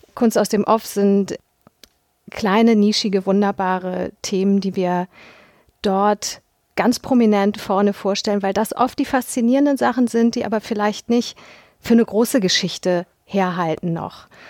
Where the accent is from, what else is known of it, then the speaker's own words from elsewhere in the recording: Hamburg, Germany; bin 1976 geboren in Hamburg